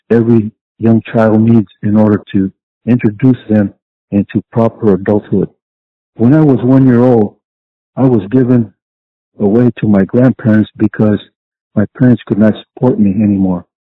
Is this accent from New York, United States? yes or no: no; Ventura, California, United States; I was born in 1955 in Ventura, California